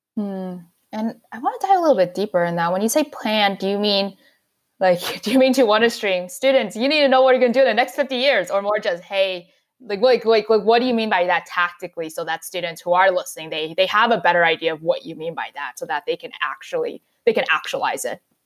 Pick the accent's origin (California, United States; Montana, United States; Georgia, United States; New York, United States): New York, United States; New York City; moved away as an adult; also born or lived in New Hampshire; the little pocket that we grew up in New York City for me and Flushing and Queens